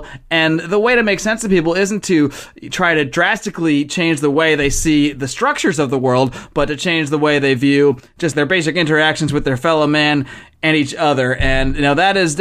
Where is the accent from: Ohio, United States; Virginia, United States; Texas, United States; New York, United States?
New York, United States; Buffalo; moved away as an adult; now in Los Angeles, United States; I grew up in Buffalo, New York, one of the coldest places in the country, but I've lived in Los Angeles for over a decade now